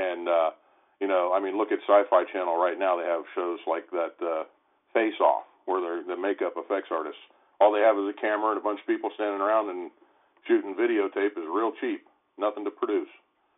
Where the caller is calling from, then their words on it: Columbus, Ohio, United States; I'm calling from the Central Ohio area.